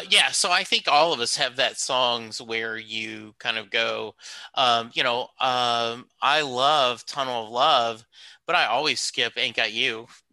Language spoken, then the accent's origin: English; Rose Pine, Louisiana, United States; time growing up in Rose Pine, Louisiana, where my grandparents owned a dairy farm